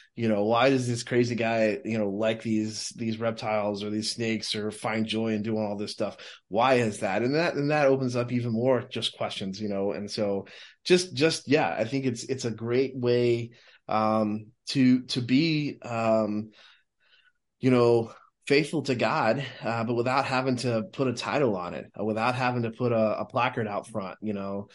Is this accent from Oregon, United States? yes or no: no; Texas, United States; I grew up in Texas